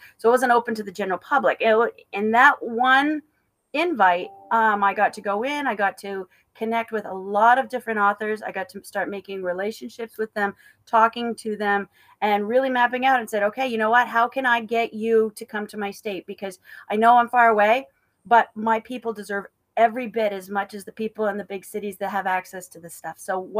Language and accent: English; northern Maine, United States; I am from Maine, born and raised from the tip top of Maine. My house was 10 minutes from the Canadian border. I've been working my way south. I got to the Augusta area, which is about halfway.